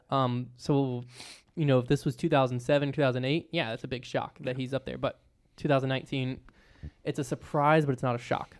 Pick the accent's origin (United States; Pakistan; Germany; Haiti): United States; Virginia; I'm from Virginia